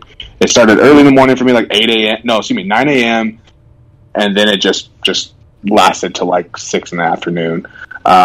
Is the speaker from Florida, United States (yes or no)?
no; Oregon, United States; now in Utah, United States; I'm from Oregon, so I'm always forever going to be Oregonian